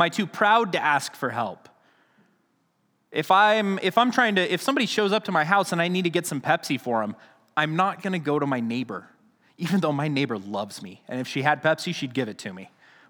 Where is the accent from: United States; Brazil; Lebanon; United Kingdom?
United States; Hagerman, Idaho; Now, I remember growing up in Hagerman, the stores closed really early, so there was a couple of times where Mom was making a pie late at night, and we had to run down to Grandma's to get some tapioca